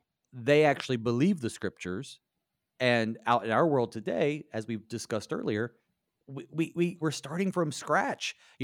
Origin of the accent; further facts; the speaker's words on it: the South, United States; I'm from the South